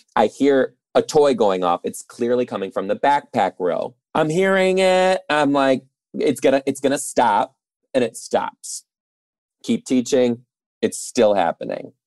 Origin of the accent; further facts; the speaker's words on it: Detroit, Michigan, United States; I'm originally from Detroit too